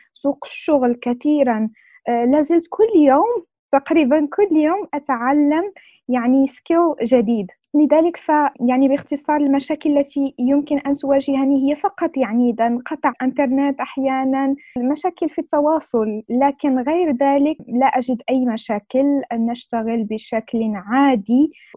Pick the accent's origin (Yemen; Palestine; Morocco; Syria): Morocco; أنا من المغرب